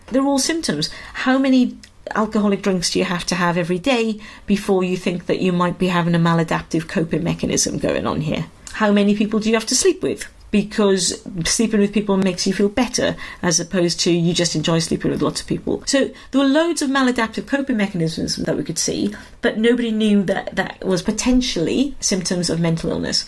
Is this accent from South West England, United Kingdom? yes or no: no; Wales, United Kingdom; moved away as an adult; also born or lived in London; when I was in Wales, and then I moved to London when I was 18, and I became fiercely Welsh.